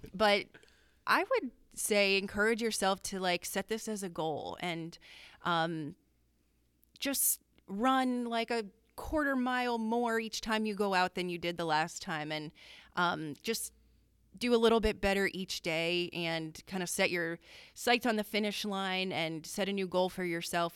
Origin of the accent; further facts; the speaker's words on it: Danville, Pennsylvania, United States; growing up in Danville